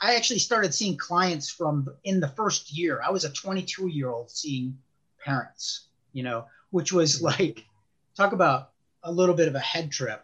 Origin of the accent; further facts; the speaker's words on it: Chicago, Illinois, United States; moved away as an adult; now in Northern Virginia, United States; I was born and raised in Chicago.